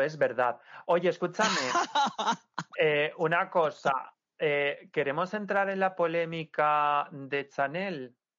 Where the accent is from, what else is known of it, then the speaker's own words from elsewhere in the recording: Santa Pola, Valencian Community, Spain; Playa Lisa de mi pueblo, de Santa Pola